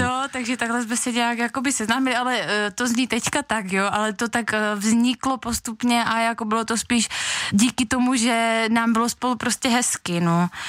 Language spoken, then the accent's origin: Czech; Veselí nad Moravou, South Moravian Region, Czechia; jsem z Veslí nad Moravou